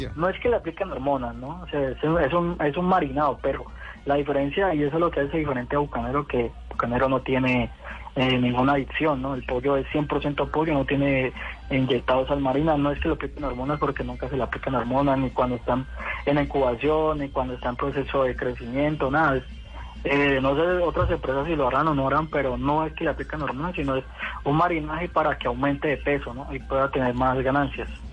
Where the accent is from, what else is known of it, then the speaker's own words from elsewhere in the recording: Cali, Valle del Cauca, Colombia; como buen caleño americano